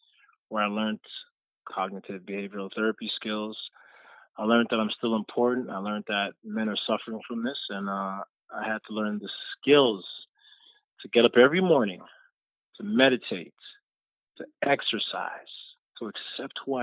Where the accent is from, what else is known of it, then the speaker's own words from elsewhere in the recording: Jamaica; I'm a Jamaican. I was born in Jamaica.